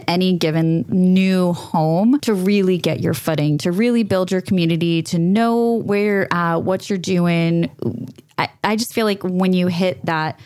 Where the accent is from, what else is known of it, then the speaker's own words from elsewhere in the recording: New York, United States; moved away as an adult; also born or lived in Florida / Auckland, New Zealand; I was born and raised in New York, 100% spoiled.